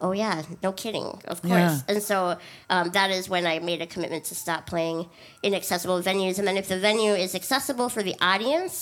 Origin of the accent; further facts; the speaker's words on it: Duluth, Minnesota, United States; I'm from Duluth, Minnesota, up there